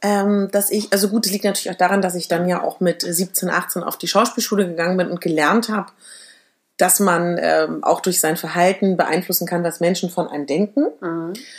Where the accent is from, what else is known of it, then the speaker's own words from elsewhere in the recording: Berlin, Germany; ich komme ja aus Berlin